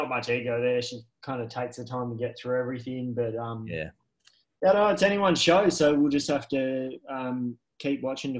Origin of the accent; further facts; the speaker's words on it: New South Wales, Australia; moved away as an adult; now in Queensland, Australia; obviously I'm from New South Wales